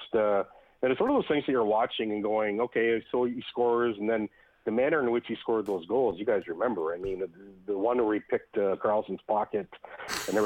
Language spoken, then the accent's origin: English; Canada; I am Canadian, not American